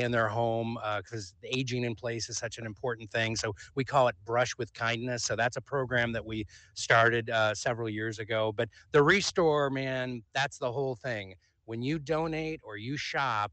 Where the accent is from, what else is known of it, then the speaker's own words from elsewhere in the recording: Portland, Oregon, United States; I grew up in the Portland area, but my dad lived in San Diego for the bulk of my growing up years, and I'd go down to visit him.